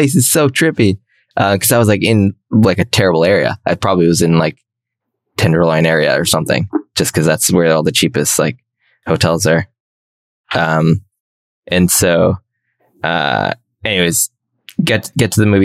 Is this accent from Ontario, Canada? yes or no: yes; Toronto, Ontario, Canada; And I was in Toronto. I'm from Toronto